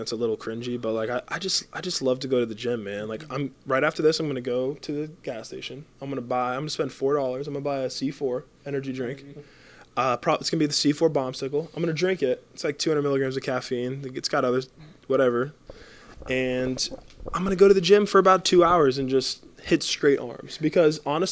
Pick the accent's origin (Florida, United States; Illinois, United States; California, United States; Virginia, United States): Florida, United States; Big Pine Key; also born or lived in Marathon, Florida / Sugarloaf Key, Florida; I went to school in Sugarloaf, but I grew up in Big Pine, and I moved to Marathon in, like, seventh grade